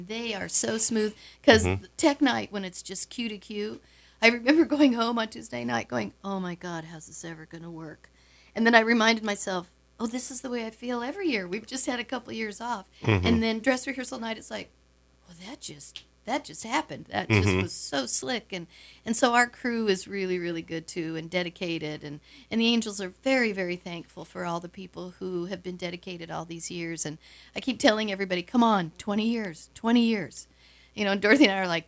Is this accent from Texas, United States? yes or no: no; Wisconsin, United States; I'm a Wisconsin mam